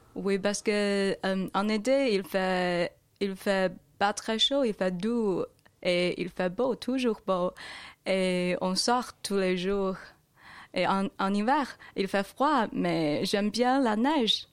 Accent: Changchun, Jilin, China; French is a second language; moved away as an adult; je viens de Chine

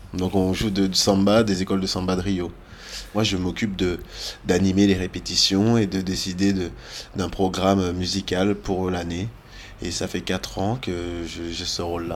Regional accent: France; je suis français

